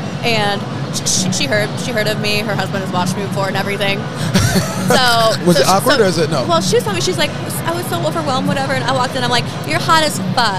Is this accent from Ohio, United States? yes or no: yes; Cleveland, Ohio, United States; also born or lived in Louisiana; I'm from Cleveland